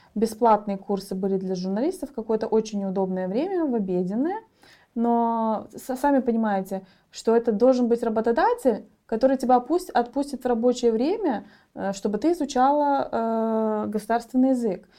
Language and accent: Russian; Gagauzia, Moldova; я из Гагаузи, у меня не было никакой среды